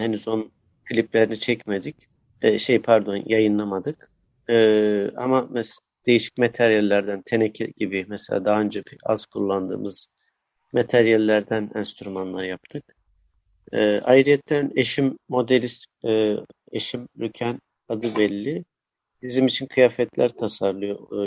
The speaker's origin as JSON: {"language": "Turkish", "region": "Bingöl Province", "country": "Turkey", "tie": "born or raised there", "said": "kendi memleketimden e, Bingöl'den"}